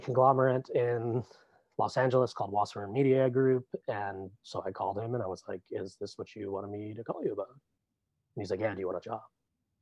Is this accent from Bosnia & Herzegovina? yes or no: no; Rossland, British Columbia, Canada; And I grew up in Rosslyn, British Columbia, Red Mountain